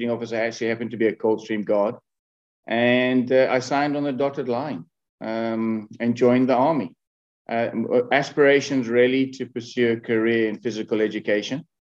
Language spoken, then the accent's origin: English; Kenya; moved away as an adult; I was born in Kenya. So I had a fantastic childhood.